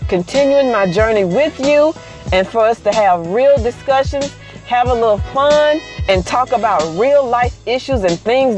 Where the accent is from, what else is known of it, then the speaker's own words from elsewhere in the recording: Mississippi, United States; I'm from Mississippi.